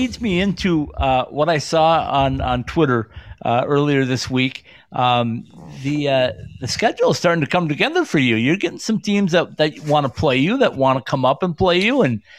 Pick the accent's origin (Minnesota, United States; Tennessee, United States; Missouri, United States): Minnesota, United States; Northern; now in Denver, United States; I grew up in Northern Minnesota back in the 70s and graduated high school in 1980.